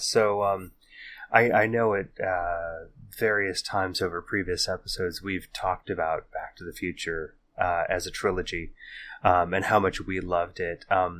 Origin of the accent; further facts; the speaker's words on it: California, United States; we wander back through the hazy halls of our memories growing up in the Bay Area in the 80s and the 90s